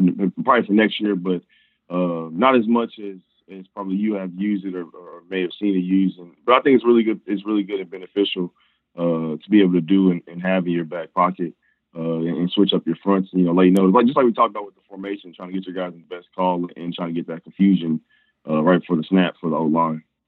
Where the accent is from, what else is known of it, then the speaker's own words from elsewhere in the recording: Kansas City, Missouri, United States; also born or lived in Nebraska; I'm from originally from Kansas, Missouri, went to, uh, Rockland High School